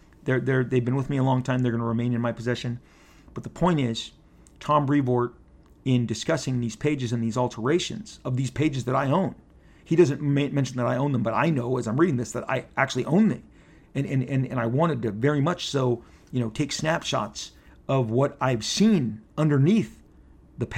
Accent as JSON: {"language": "English", "country": "Canada", "said": "The character's from Canada. I'm from Canada."}